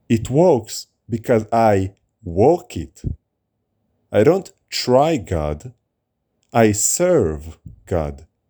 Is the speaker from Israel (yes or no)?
yes; Israel; moved away; also born or lived in United States; When I grew up in Israel, when I moved to America, and now back in Israel.